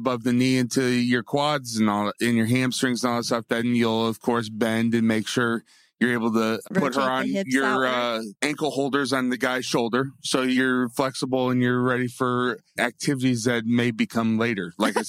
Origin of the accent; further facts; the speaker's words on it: Yankee North, United States; now in Dallas, United States; This was actually in my hometown up north.